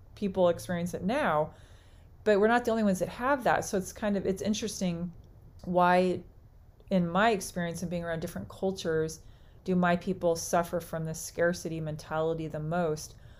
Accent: United States; all of us being as we would identify as American, United States American

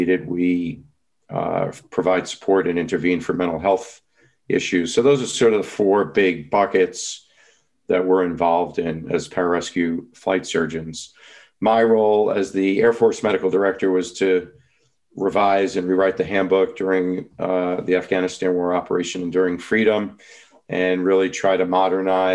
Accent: New York, United States; I'm from New York

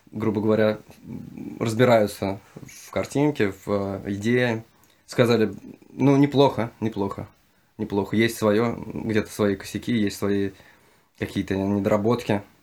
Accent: Kazakhstan; moved away; я же тоже родом из Казахстана.

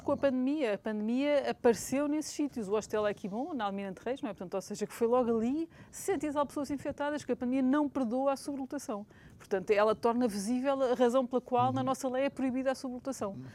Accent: Lisbon, Portugal; also born or lived in London; nós temos que tomar consciência como lisboetas

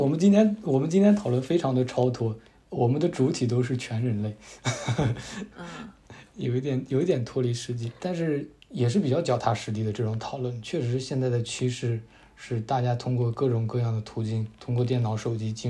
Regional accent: Taiyuan, Shanxi, China; moved away; also born or lived in Beijing; 我们都是太原的

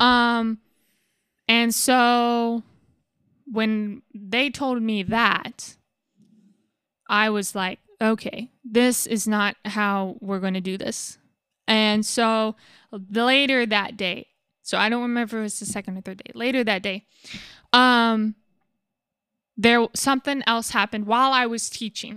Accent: United States; being an American

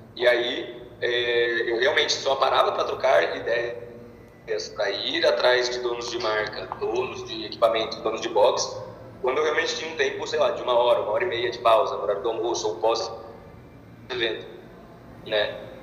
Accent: Bauru, São Paulo, Brazil; moved away as an adult; now in Londrina, Brazil; eu sou de Bauru

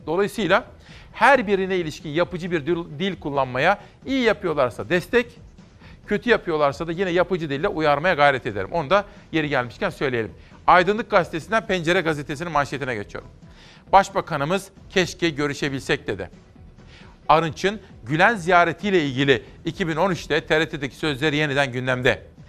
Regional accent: Simav, Kütahya, Turkey; moved away; memleketim Kütahya Simav'dan, Örencik'ten

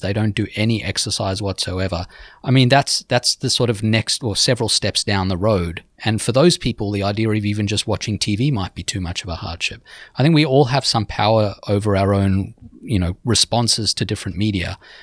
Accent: Sydney, New South Wales, Australia; now in New York City, United States; my hometown, Sydney

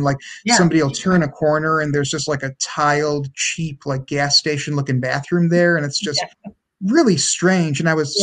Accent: Oklahoma, United States; in the town where I grew up in Oklahoma

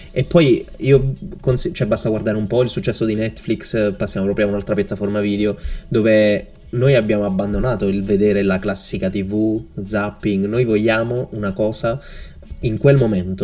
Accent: Naples, Campania, Italy; moved away as an adult; also born or lived in Seville; now in Malaga, Spain; io sono del sud, sono di Napoli

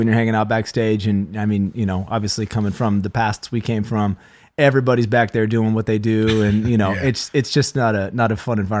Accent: Vacaville, California, United States; So I grew up in Vacaville for most of my life, moved here when I was 9, went to Vacapina Middle School and Wilsey Wood High School, graduated in 2001.

